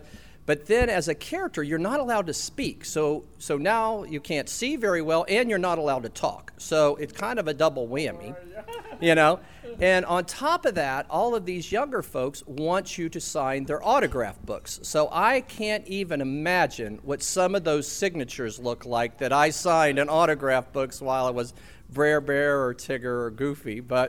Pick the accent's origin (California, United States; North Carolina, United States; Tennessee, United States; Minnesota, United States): Tennessee, United States; Etowah; I was born in 1956 in Athens, Tennessee. So I tell people I was born in Athens, and they're very impressed till I tell them it was Tennessee. And that was because Etowah was not big enough city to have a hospital.